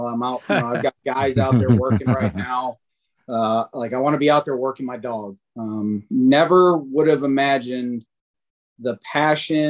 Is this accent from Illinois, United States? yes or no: no; Sterling Heights, Michigan, United States; now in Gwinnett County, Georgia, United States; I grew up in Metro Detroit. Sterling Heights was the city I've actually grew up